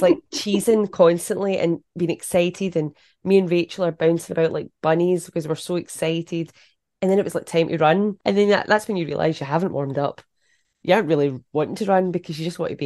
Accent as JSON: {"language": "English", "area": "the West", "region": "Scotland", "country": "United Kingdom", "said": "I'm from the West"}